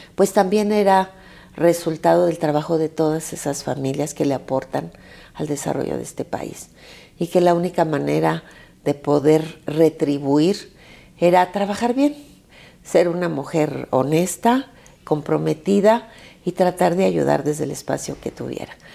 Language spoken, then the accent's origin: Spanish; Zacatecas, Mexico; now in Mexico City, Mexico; yo que soy zacatecana, que mi estado pues es uno de los estados